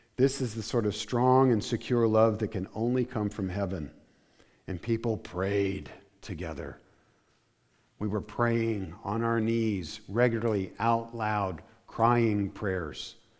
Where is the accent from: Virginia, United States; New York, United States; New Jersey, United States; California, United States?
New Jersey, United States; also born or lived in Arizona; I consider myself from South Jersey